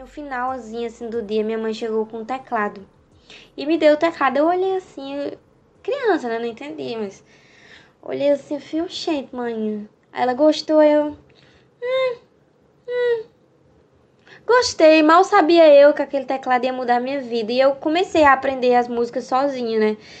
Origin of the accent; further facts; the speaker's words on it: Northeast Region, Brazil; accent: Nordestino; Nordestina também é um fato que pesa muito por conta do meu sotaque